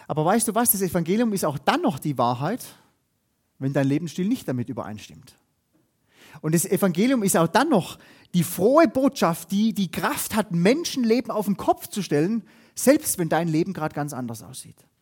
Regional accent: Germany; bei uns in Deutschland

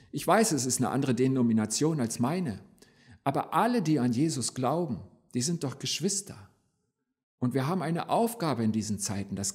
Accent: Berlin, Germany; born there; Ich bin ja gebürtiger Berliner. Die zweite Kirche, die ich mitgebracht habe, steht in Berlin.

